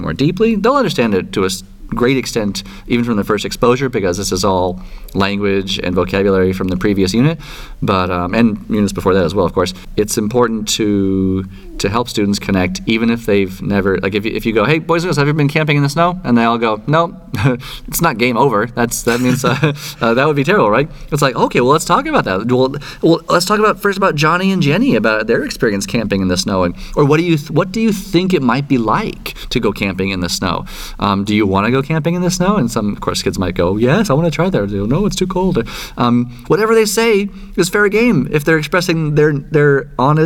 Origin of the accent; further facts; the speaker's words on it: California, United States; I grew up in California